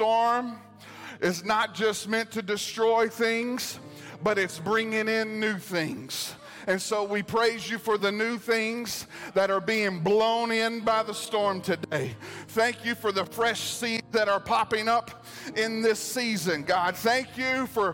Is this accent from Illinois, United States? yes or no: no; Arkansas, United States; moved away; I grew up in Arkansas.